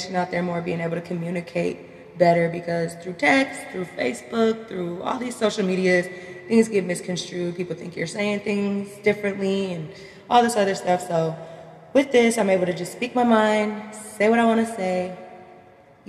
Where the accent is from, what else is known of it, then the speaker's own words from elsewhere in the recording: Minnesota, United States; I'm from Minnesota